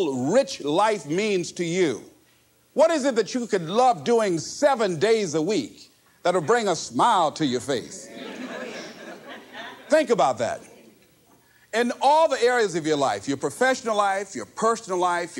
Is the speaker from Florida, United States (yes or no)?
yes; Miami, Florida, United States; I was born in Liberty City on a floor on 62nd Street, my twin brother and me.